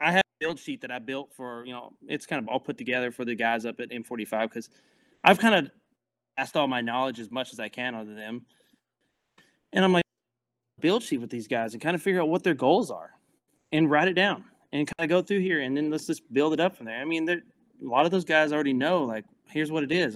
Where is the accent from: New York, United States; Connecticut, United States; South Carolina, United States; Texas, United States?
Texas, United States; Mineola; moved away; the town's called Mineola. It's a little small town